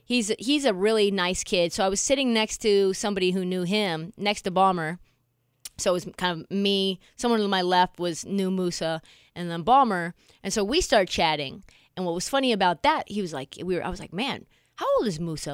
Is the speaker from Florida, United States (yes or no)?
no; Portland, Oregon, United States; I was from Portland. I was from just one neighbor neighborhood over from him